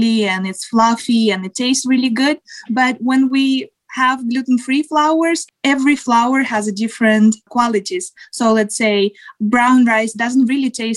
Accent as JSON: {"language": "English", "region": "Siberia", "country": "Russia", "tie": "born or raised there", "moved": "as an adult", "lives_now": "United States", "said": "I grew up in Siberia."}